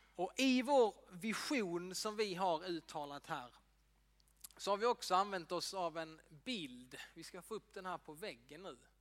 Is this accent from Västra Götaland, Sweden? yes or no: no; Ängelholm, Skåne, Sweden; jag är uppväxt i EFS-kyrkan i Ängelholm